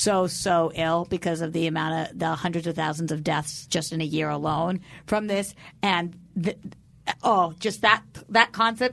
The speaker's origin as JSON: {"language": "English", "region": "Massachusetts", "country": "United States", "said": "I'm from Massachusetts."}